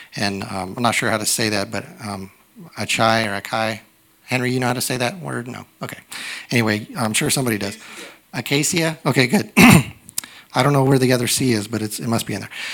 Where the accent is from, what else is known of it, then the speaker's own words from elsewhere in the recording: United States; I'm a young American